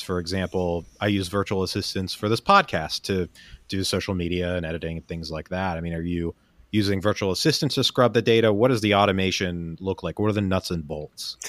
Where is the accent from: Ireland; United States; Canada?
United States; Pennsylvania; I grew up in Pennsylvania